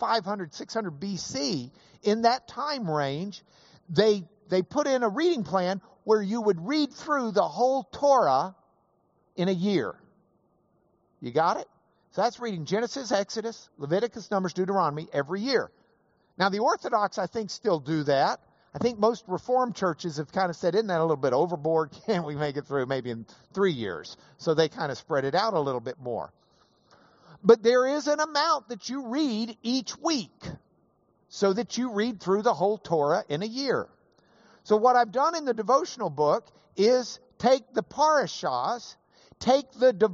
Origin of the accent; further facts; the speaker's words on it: Lubbock, Texas, United States; I was from Lubbock